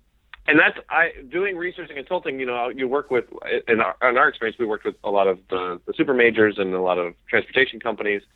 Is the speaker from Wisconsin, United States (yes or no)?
no; Golden, Colorado, United States; moved away as an adult; also born or lived in Maine; I grew up in Golden, Colorado, okay. Just outside of Denver, and loved it